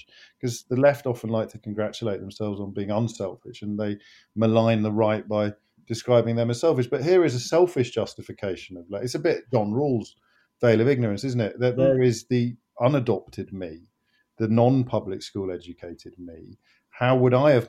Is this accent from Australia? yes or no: no; Kidderminster, West Midlands, United Kingdom; I grew up in Kidderminster